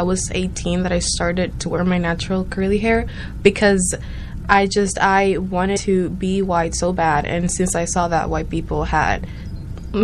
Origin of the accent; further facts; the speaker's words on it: Dominican Republic; I'm from the Dominican Republic